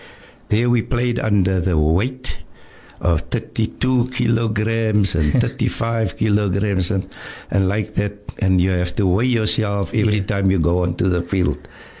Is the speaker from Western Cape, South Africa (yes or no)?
yes; Cape Town, Western Cape, South Africa; growing up in a place called District 6.